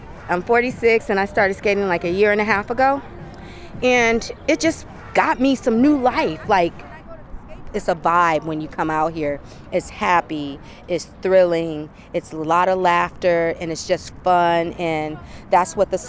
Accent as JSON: {"language": "English", "town": "Flint", "region": "Michigan", "country": "United States", "moved": "yes", "lives_now": "Bay Area, United States", "said": "I'm an African American. I grew up on gospel. I grew up on R&B. I'm from Flint."}